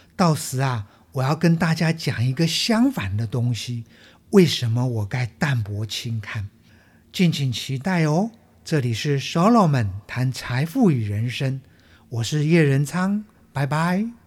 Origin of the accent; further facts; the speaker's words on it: Taiwan; 我们台湾话